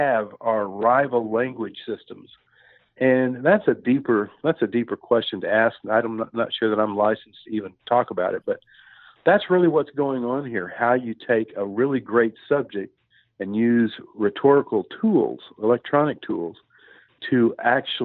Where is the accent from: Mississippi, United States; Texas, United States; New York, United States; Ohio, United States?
Texas, United States; moved away as an adult; also born or lived in Fort Worth, Texas / Austin, Texas; now in Missouri, United States; I grew up in Texas, between Fort Worth and Austin. I lived in both towns, but I moved to Missouri, which is where I currently reside